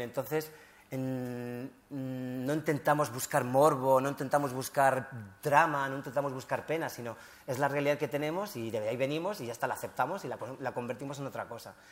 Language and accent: Spanish; Morocco; also born or lived in Spain; somos marroquíes